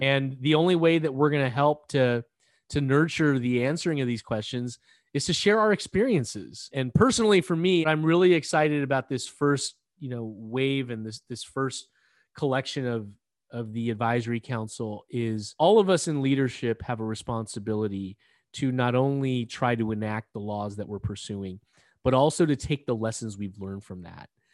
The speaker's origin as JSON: {"language": "English", "region": "California", "country": "United States", "said": "I came back to California to practice law"}